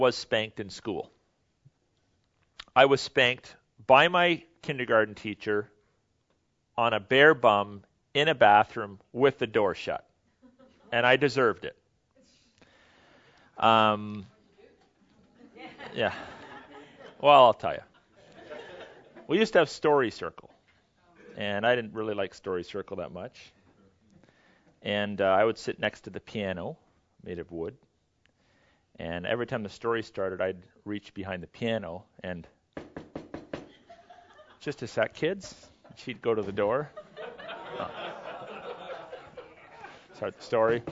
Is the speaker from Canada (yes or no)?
yes; Canada